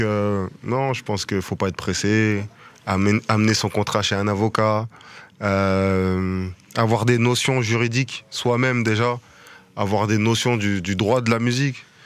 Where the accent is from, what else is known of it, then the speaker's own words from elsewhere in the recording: France; also born or lived in Kinshasa, DR Congo (country of origin); nous les Français, nous les Européens